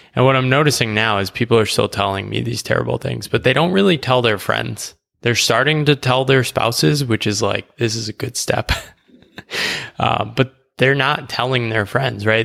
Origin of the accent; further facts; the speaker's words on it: United States; moved away as an adult; I grew up in the U S